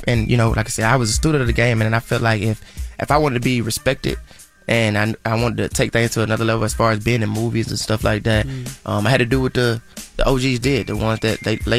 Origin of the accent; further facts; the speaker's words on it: Atlanta, Georgia, United States; For me, I just did my hometown, Atlanta.